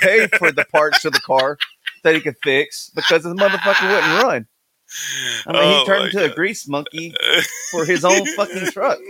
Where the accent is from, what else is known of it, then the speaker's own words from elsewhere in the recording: Texas, United States; And of course, we're biased at Texas because we're from Texas.